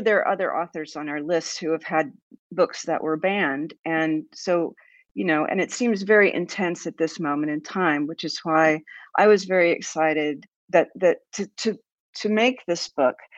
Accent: United States; I will speak as an American

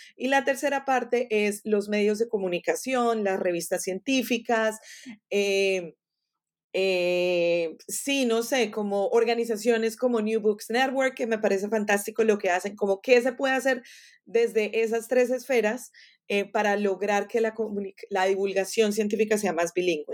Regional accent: Colombia; first language Spanish; now in Florida, United States; en Colombia, de, donde yo soy

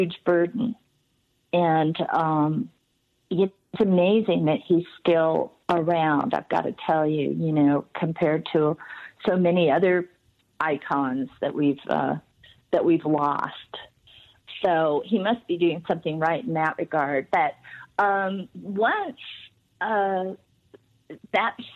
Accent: Los Angeles, California, United States; growing up in Hollywood in the 50s

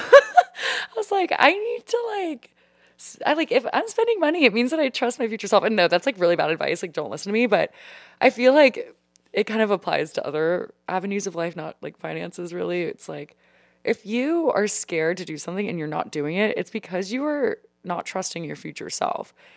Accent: Louisiana, United States; moved away as an adult; now in Washington, D.C., United States; Coming from the deep south of Louisiana, I honestly never thought that I would leave.

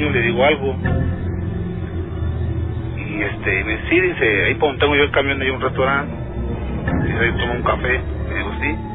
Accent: Mexico City, Mexico; Yo le dije, no, pues yo vengo de la Ciudad de México.

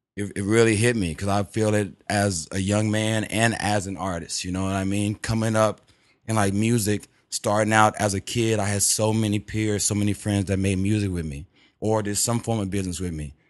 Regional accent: Houston, Texas, United States; I'm from Texas, Houston

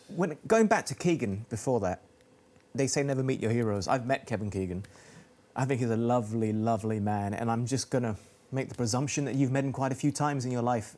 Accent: Malaysia; moved away; also born or lived in Oxford, England; I'm Malaysian, but I got sent to school in Oxford.

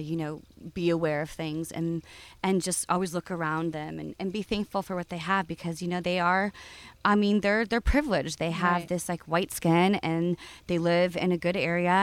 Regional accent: Southern California, United States; also born or lived in Oakland; growing up in California

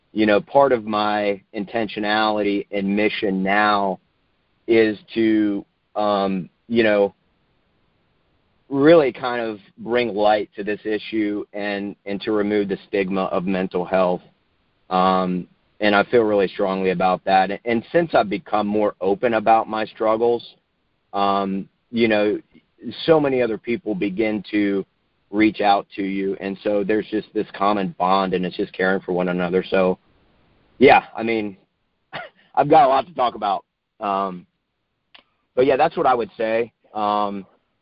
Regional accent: Northern Virginia, United States; moved away as an adult; now in Charlotte, United States; I grew up in Northern Virginia.

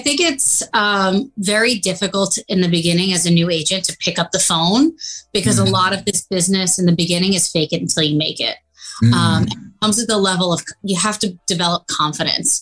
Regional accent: New York City, New York, United States; also born or lived in Westchester County; Nationality is Italian, but I grew up in New York City. I've been here my whole life

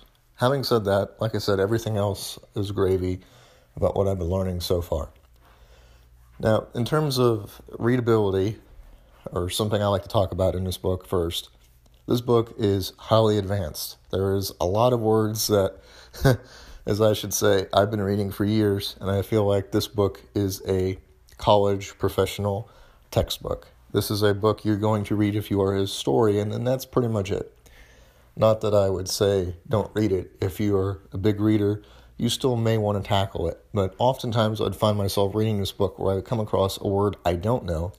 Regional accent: United States; I am from the United States, that I do have a background with history, that I enjoy learning about history.

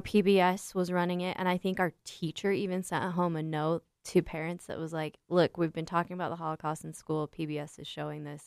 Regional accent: United States; I'm so American in my core.

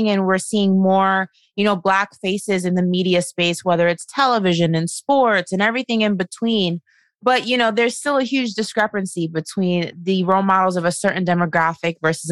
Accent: New York, United States; moved away as an adult; now in Florida, United States; I'm from New York

